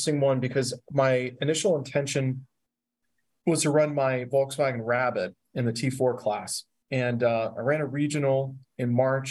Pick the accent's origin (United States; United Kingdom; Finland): United States; Pittsburgh, Pennsylvania; Growing up in the Pittsburgh area